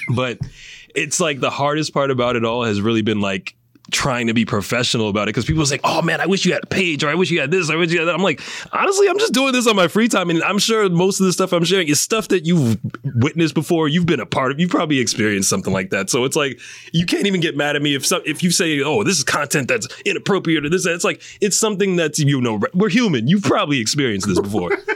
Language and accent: English; New York, United States; i'm from new york